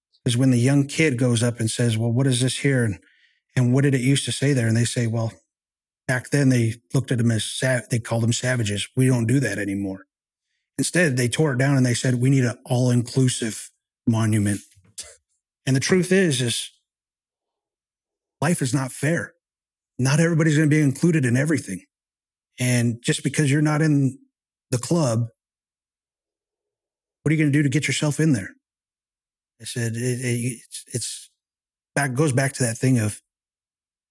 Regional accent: Santa Fe, New Mexico, United States; in my hometown in Santa Fe, New Mexico

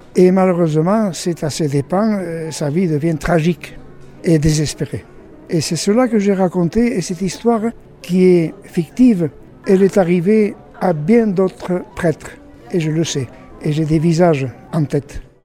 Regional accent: Ailette, Nouvelle-Aquitaine, France; je suis né à Ailette il y a assez longtemps, mais peu importe, je suis toujours là

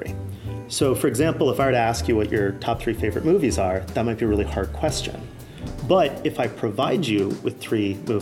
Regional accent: California, United States; also born or lived in Oregon; I grew up part in California and part in the sort of forest in Oregon.

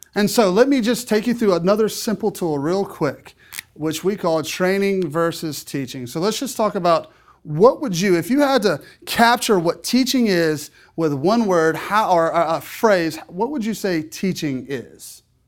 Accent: South Louisiana, United States; I'm from South Louisiana

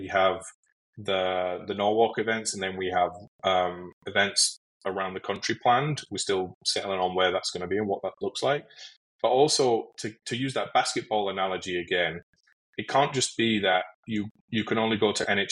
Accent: United Kingdom; moved away as an adult; now in United States; to me as a Brit when I first moved to the US

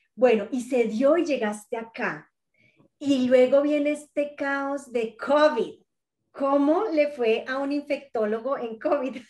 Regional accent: Colombia; a mí como colombiana

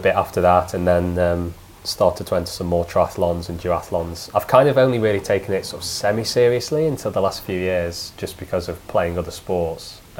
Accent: Peak District, East Midlands, United Kingdom; moved away as an adult; now in London, United Kingdom; I grew up in the Peak District

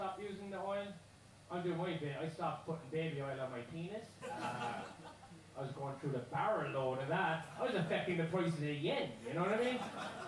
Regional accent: Ireland; As growing up in Ireland, there was two classes, you know?

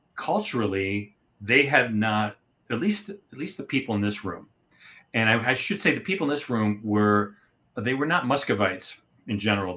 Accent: United States; I'm American

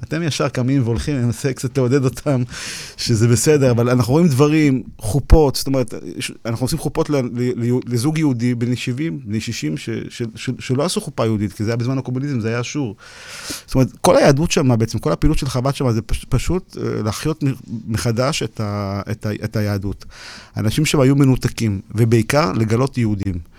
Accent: Ukraine; born or raised there

